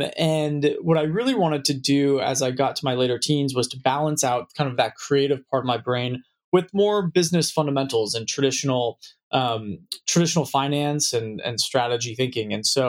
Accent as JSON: {"language": "English", "town": "San Francisco", "region": "California", "country": "United States", "tie": "born or raised there", "said": "I was born and raised in San Francisco, right in the heart of the city."}